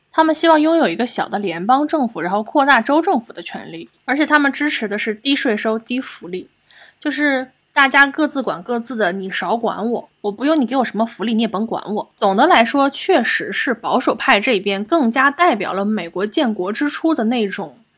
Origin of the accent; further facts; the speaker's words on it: China; 我们中国人